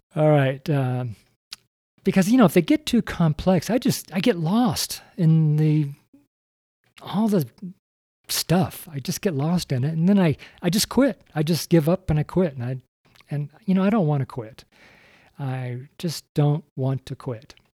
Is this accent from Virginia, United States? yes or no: no; Reno, Nevada, United States; I'm from Reno